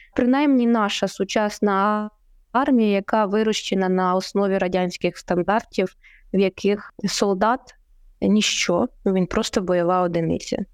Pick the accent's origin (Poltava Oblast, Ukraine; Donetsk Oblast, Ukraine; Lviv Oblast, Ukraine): Poltava Oblast, Ukraine; мою рідну Полтавську